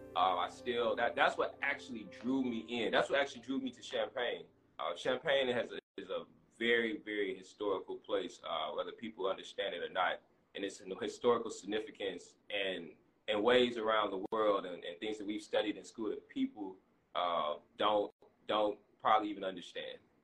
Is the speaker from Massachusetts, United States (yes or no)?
no; St. Louis, Missouri, United States; moved away as an adult; also born or lived in Baton Rouge, Louisiana; now in Houston, United States; moved to Houston in 2009. I'm originally from St. Louis